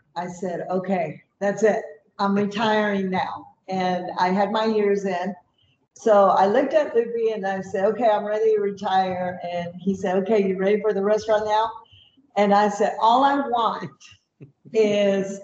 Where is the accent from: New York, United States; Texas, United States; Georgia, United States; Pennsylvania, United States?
Texas, United States; Vanderbilt; also born or lived in Palacios, Texas; We were raised in Vanderbilt, Texas, which is a little small town